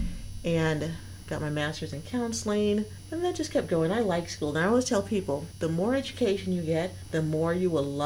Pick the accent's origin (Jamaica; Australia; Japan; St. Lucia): Jamaica; also born or lived in Minnesota / upstate New York; now in Tennessee, United States; I'm originally from Jamaica